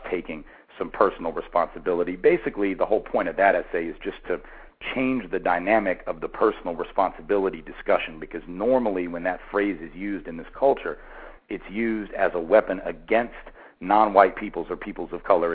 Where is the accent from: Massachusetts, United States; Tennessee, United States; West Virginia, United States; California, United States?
Tennessee, United States; Nashville; my hometown, of Nashville